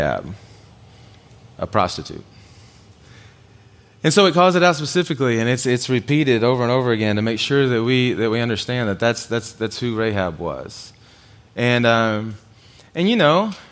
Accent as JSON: {"language": "English", "country": "United States", "said": "as an American guy"}